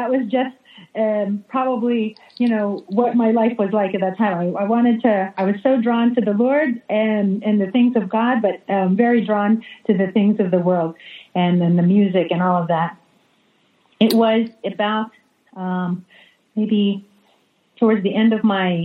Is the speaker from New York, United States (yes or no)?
yes; New York, United States; also born or lived in New Jersey; now in Jacksonville, United States; I grew up in New York half my life, and half my life in New Jersey